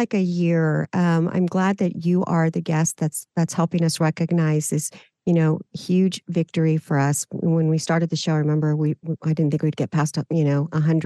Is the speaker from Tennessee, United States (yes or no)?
no; South Texas, United States; We're both from South Texas